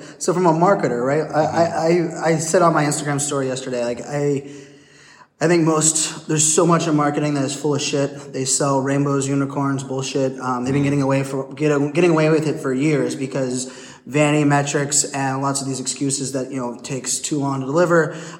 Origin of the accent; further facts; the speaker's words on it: United States; I stick out as an American, but I also sometimes come across as the ignorant American